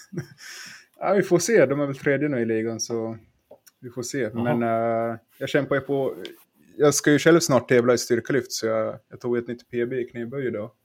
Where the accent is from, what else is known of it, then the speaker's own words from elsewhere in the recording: Finland; jag är från Finland